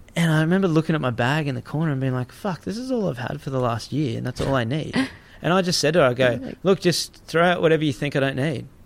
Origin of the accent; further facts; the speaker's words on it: Gold Coast, Queensland, Australia; I grew up on the Gold Coast